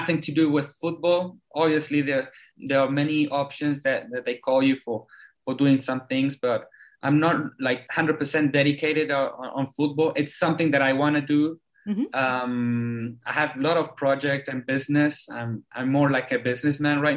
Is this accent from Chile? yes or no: yes; Chile; also born or lived in South Africa; I was born in South Africa. I lived there until I was 10. Came back to Chile. Well, my whole family is Chilean